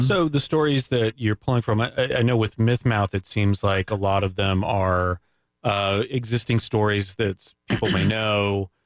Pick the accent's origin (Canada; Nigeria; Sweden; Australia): Canada; now in Winter Park, United States; I'm Canadian